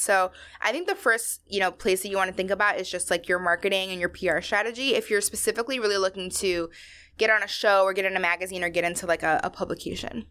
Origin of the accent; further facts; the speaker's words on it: outside of Baltimore, Maryland, United States; I grew up in Maryland. I grew up, like, you know, outside of Baltimore where there's not a lot of Latinos.